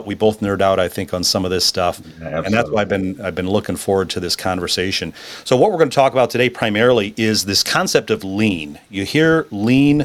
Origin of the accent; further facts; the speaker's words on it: Grand Rapids, Michigan, United States; was born and raised in Grand Rapids, Michigan, just like myself